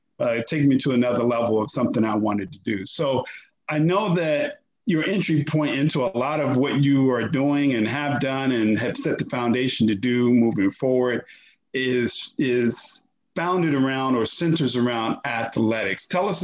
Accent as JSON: {"language": "English", "town": "Washington", "region": "District of Columbia", "country": "United States", "tie": "born or raised there", "said": "I grew up in Washington, D.C."}